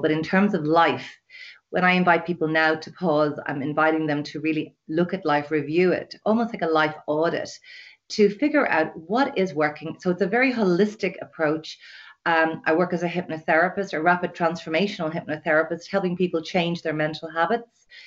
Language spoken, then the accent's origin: English; Dublin, Leinster, Ireland; now in west of Ireland, Ireland; I'm from Dublin, living in the west of Ireland in a lovely little sleepy village